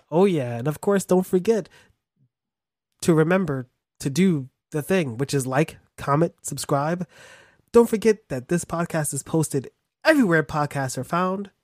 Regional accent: United States; I'm American

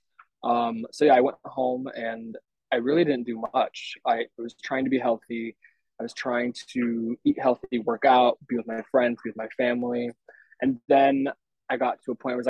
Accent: Tenino, Washington, United States; now in Los Angeles, United States; I went home for a month to Washington State. I'm from Tenino, so it's a little town

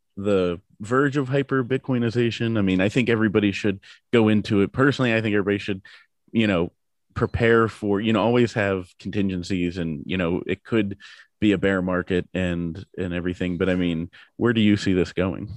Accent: Pittsburgh, Pennsylvania, United States; I'm from Pittsburgh, so we're, you know, Pirates, Penguins, Steelers fans

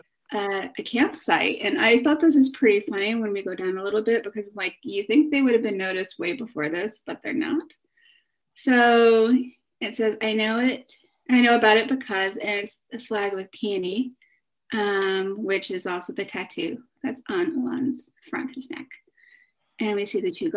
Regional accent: Connecticut, United States; I'm from Connecticut

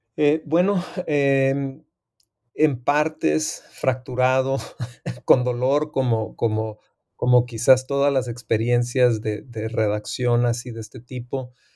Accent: Tijuana, Baja California, Mexico; also born or lived in United States / San Diego; soy fronterizo del área de Tijuana, San Diego. Eh, aunque nací en Estados Unidos, soy originario y me considero como ciudadano de la ciudad de Tijuana.

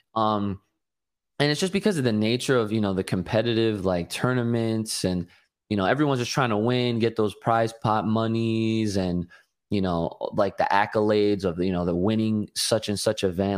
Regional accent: New Jersey, United States; I'm from New Jersey

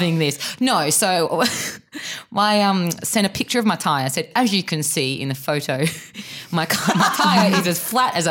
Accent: Perth, Western Australia, Australia; moved away; I'm from Perth. We don't use trams over there.

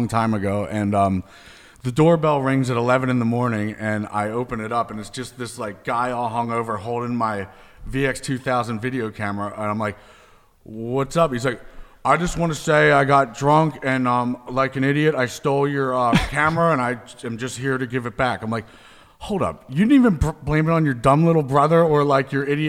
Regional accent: United States; from Westchester

